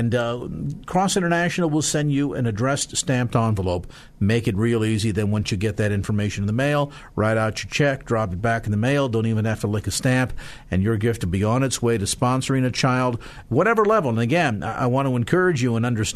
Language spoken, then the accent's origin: English; South San Francisco, California, United States; South City. Hey, yeah. My hometown